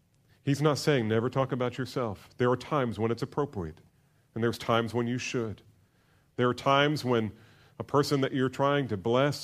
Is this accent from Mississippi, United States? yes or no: no; New Jersey, United States; And I grew up in New Jersey, so we'd spend a lot of time at the beach, the Jersey Shore.